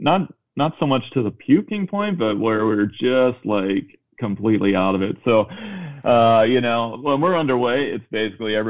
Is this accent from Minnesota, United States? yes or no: yes; Minnesota, United States; moved away as an adult; also born or lived in Chicago; I grew up in Minnesota, in the suburbs